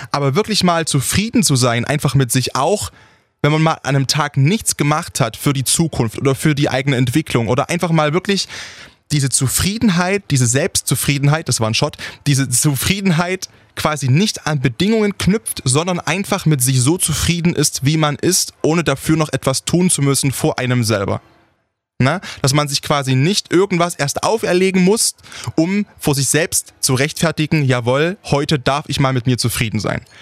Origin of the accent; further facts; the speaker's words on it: Saxony, Germany; wenn mich jemand fragt, wo ich herkomme und ich sage, ich komme aus Sachsen, dass mir dann entgegengebracht wird. Krass, hört man gar nicht